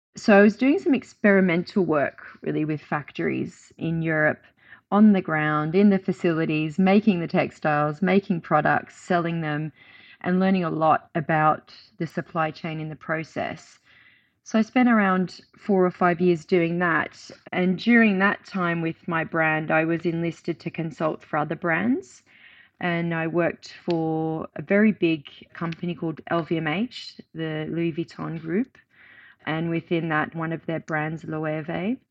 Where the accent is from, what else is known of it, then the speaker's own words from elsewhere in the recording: Australia; moved away as an adult; now in United Kingdom; I moved from my home country of Australia to the U K